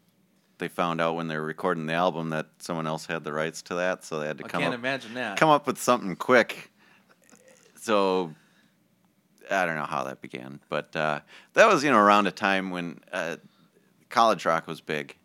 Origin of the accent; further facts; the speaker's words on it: Minnesota, United States; accent: Minnesota; Yeah. I got that Minnesota accent.